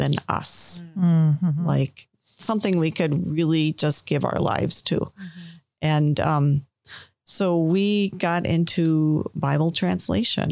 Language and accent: English; Milwaukee, Wisconsin, United States; also born or lived in Green Bay, Wisconsin; I grew up in Milwaukee, Wisconsin